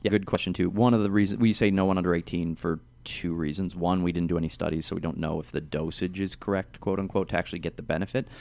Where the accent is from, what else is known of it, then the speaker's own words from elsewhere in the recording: Ohio, United States; I'm from Ohio